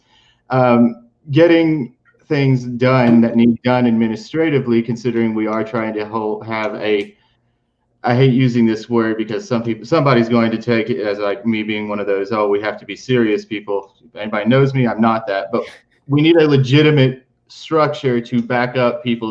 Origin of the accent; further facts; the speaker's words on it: West Virginia, United States; also born or lived in Appalachia; I'm from Appalachia. I was born in West Virginia.